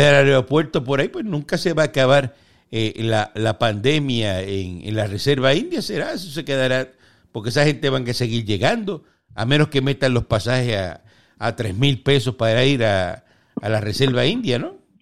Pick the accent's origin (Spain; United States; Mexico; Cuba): Cuba; moved away; nosotros vivimos allí y, somos de, somos cubanos